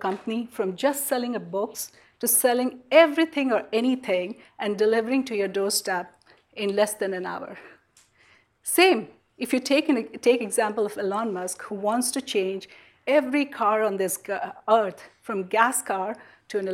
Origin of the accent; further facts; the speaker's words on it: India; moved away as an adult; now in Silicon Valley, United States; growing up in India, in a country of 1 billion people